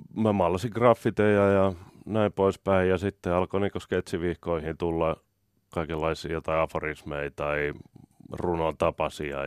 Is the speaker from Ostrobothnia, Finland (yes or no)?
no; Helsinki, Uusimaa, Finland; Mä oon Kartin kaupungissa Ullan linnassa, ihan tuolla Etelä-Helsingissä